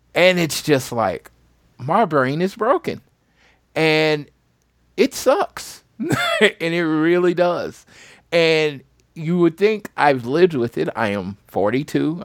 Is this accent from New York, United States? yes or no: no; St. Louis, Missouri, United States; moved away; I'm from Missouri. I don't have to go all the way for the where I'm from, St. Louis